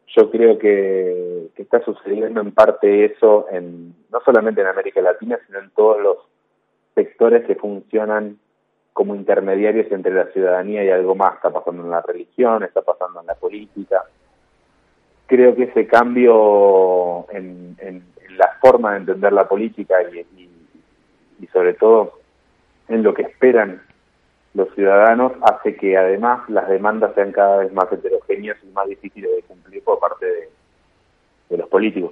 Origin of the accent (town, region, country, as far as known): Argentina